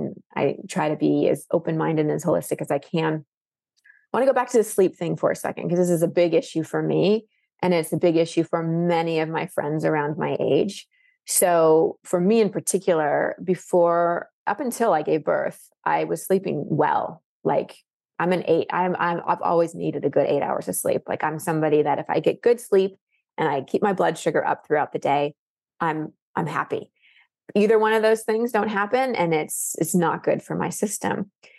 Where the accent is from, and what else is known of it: Dallas, Texas, United States; born or raised there; now in Austin, United States